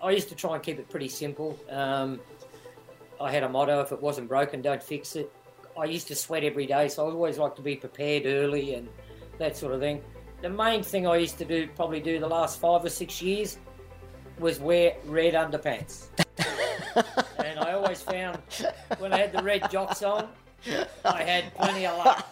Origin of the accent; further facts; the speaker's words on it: Lower Hutt, Wellington, New Zealand; moved away as an adult; now in Australia; I was born in Wellington, Lower Hutt